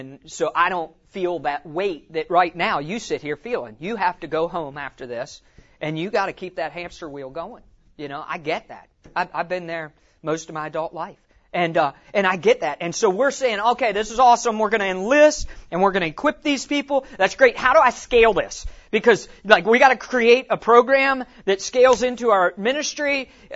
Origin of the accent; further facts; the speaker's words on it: West Virginia, United States; moved away; I'm from West Virginia originally